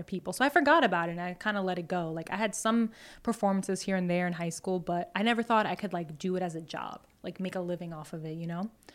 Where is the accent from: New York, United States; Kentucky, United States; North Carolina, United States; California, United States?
New York, United States; Long Island; now in Astoria, Queens, United States; I grew up on Long Island